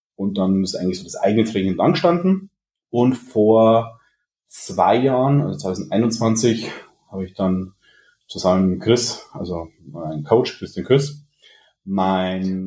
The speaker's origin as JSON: {"language": "German", "town": "Regensburg", "region": "Bavaria", "country": "Germany", "said": "ich komme aus Regensburg, bin 32 Jahre alt"}